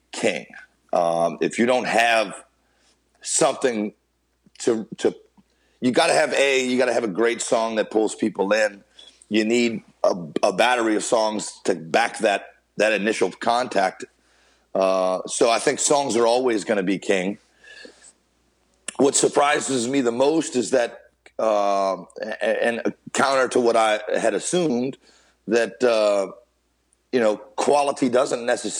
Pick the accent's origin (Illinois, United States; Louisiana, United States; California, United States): Louisiana, United States; Carencro; born or raised there